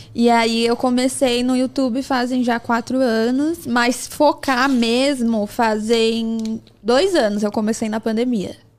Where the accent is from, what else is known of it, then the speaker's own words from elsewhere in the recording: São Paulo, Brazil; eu morava aqui no Jaraguá